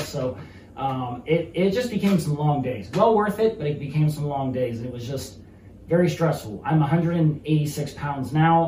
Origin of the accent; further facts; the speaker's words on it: Mercer County, Pennsylvania, United States; my hometown of Mercer County.